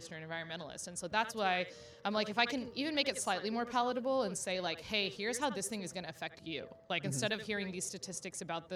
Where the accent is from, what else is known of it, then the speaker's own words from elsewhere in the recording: Houston, Texas, United States; moved away as an adult; now in New York, United States; I'm originally from Houston, so woo-woo, Texas! But I'm based out of New York now